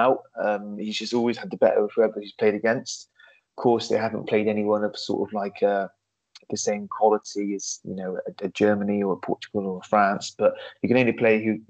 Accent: England, United Kingdom; we're English

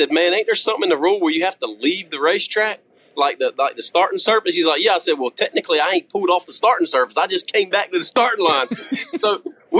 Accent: the South, United States; I'm from the South

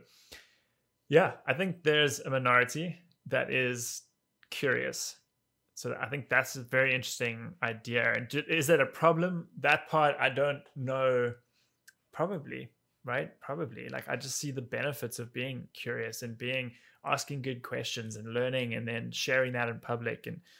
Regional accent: Cape Town, Western Cape, South Africa; moved away as an adult; now in New York, United States; So I grew up in Cape Town, in South Africa. And then 11 years ago, I got an opportunity to come with a company I was working for at the time to come here for 2 years.

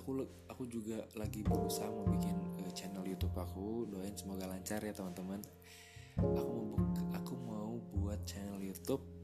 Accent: Purwakarta, West Java, Indonesia; moved away as an adult; now in Jakarta, Indonesia; aku lahir di Purwakarta, aku besar di sana

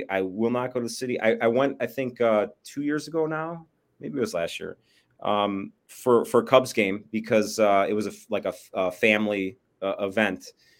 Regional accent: Bensenville, Illinois, United States; Chicago burbs. So Bensonville, which is literally like a stone's throw from O'Hare, and across from O'Hare is pretty much Chicago.

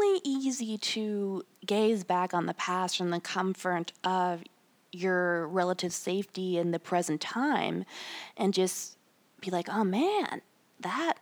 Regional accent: United States; I am an American of European descent, predominantly from Germany

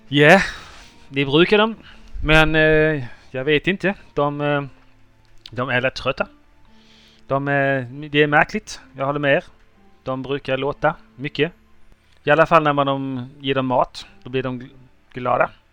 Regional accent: Halland County, Sweden; jag är hallänning

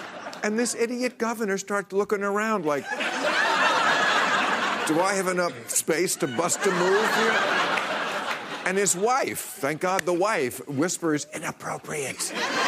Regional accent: New Jersey, United States; he is the former New Jersey governor, my home state

